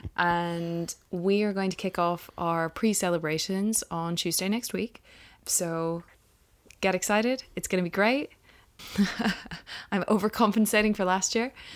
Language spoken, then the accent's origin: English; Ireland; He brought Christianity to us pagans in Ireland